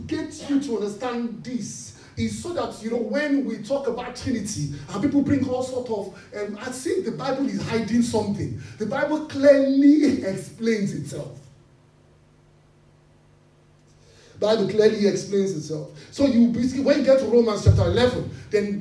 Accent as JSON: {"language": "English", "country": "Nigeria", "said": "we are from Nigeria"}